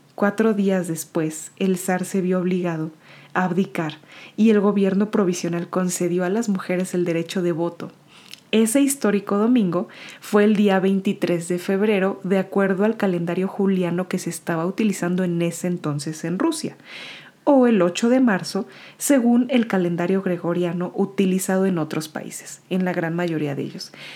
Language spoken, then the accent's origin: Spanish; Mexico; moved away; mi país de origen que es México